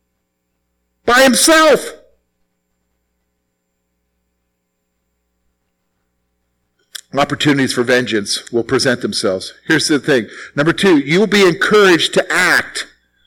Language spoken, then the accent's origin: English; the South, United States; as a kid growing up in the South